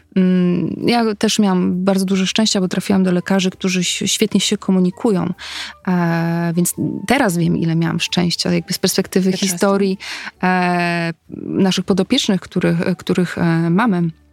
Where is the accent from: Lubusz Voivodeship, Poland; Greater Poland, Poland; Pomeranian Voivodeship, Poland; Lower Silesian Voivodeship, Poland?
Pomeranian Voivodeship, Poland; Tricity; ja wtedy mieszkam, w ogóle jestem z Trójmiasta, wtedy mieszkam w Gdańsku